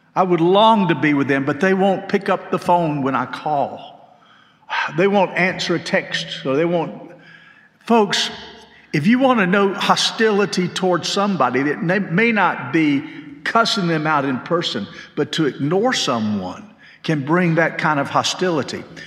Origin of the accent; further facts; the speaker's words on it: Macon, Georgia, United States; now in Hendersonville, United States; When I was growing up, we moved to Macon when I was in sixth grade, and we lived in a small house